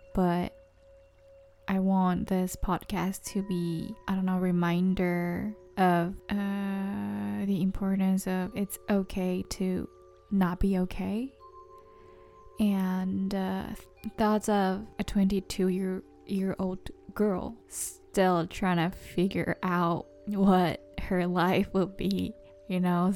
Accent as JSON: {"language": "English", "country": "Japan", "tie": "born or raised there", "also_born_or_lived": "San Diego", "second_language": "English", "moved": "as an adult", "said": "growing up in Japan for like approximately 22, no, 20 years"}